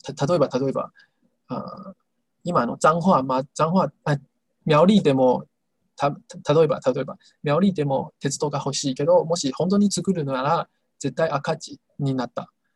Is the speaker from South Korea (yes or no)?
no; Taiwan; Japanese is a second language; 私、台湾人の私